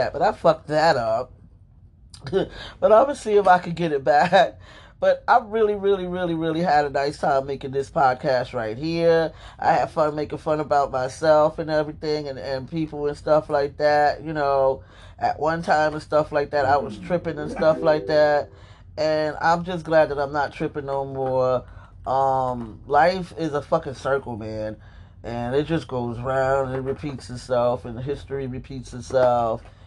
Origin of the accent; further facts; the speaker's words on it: United States; now in Pennsylvania, United States; I'm an American